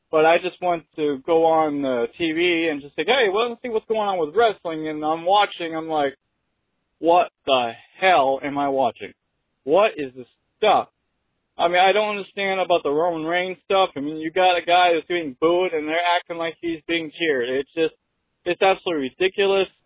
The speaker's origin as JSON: {"language": "English", "region": "New Hampshire", "country": "United States", "said": "from … on YouTube. I am from New Hampshire, so I'm a local guy."}